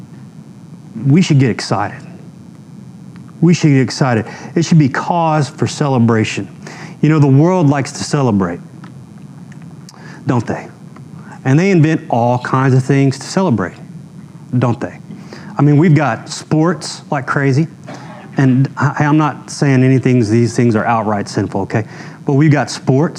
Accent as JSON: {"language": "English", "region": "Texas", "country": "United States", "said": "I'm from Texas"}